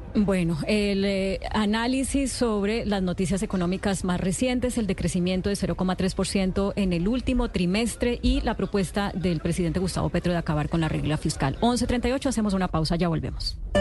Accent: Colombia; Como colombiano

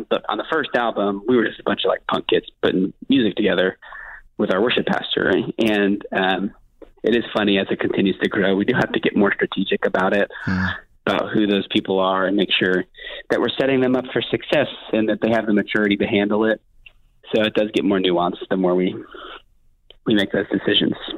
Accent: Miami, Florida, United States; I'm from Miami

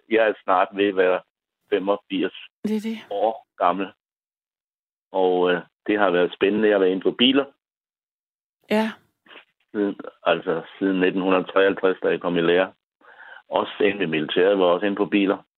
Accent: Hårbølle, Zealand, Denmark; Nej, men... jeg var fra Hårbølle.

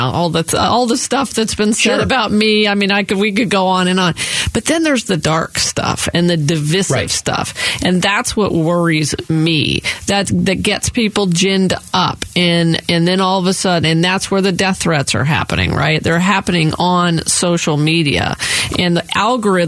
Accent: Yavapai County, Arizona, United States; I was born and raised in Yavapai County.

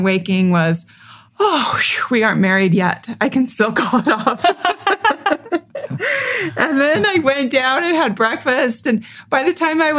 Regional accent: Provo, Utah, United States; I grew up in Provo, Utah, an only child living with my mom and my grandma

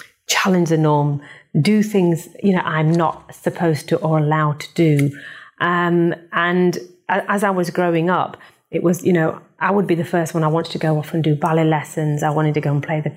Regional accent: Bradford, Yorkshire and the Humber, United Kingdom; I was born in Bradford

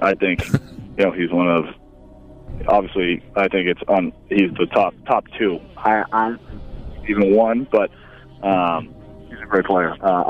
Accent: New England, United States; New England. Come on, man. It's my hometown. It's my home area.

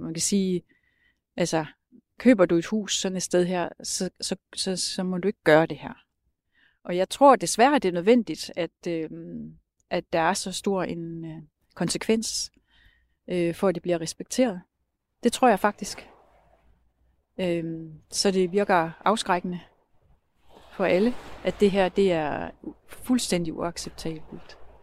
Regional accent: Skagen, North Denmark Region, Denmark; jeg er født og opvokset i Skagen, og har boet her det meste af mit liv.

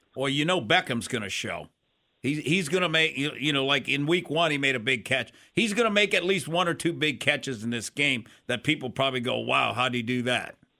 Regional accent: Minnesota, United States; I grew up in Minnesota

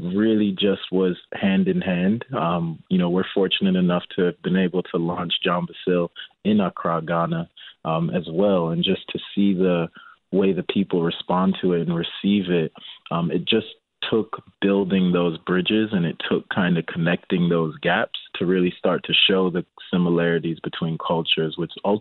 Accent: Chicago, Illinois, United States; I grew up in Rogers Park

